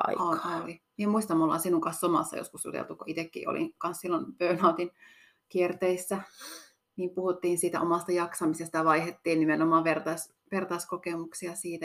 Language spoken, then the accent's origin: Finnish; Kittilä, Lapland, Finland; on täältä kotoisin